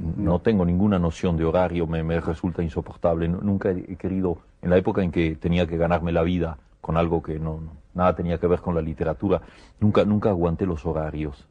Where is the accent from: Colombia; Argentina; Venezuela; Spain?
Argentina; moved away as an adult; also born or lived in Buenos Aires; now in Paris, France; yo estoy muy contento de ser argentino